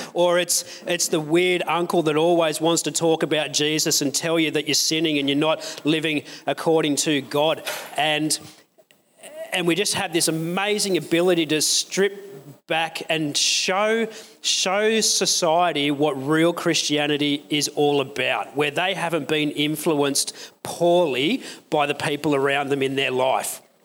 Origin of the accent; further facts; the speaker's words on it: Newcastle, New South Wales, Australia; I grew up in Newcastle